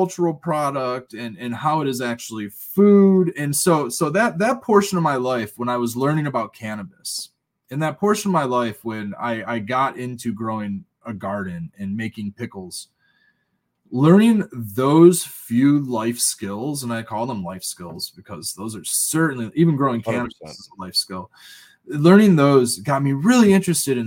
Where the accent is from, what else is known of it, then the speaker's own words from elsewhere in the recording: Westland, Michigan, United States; Growing up in Westland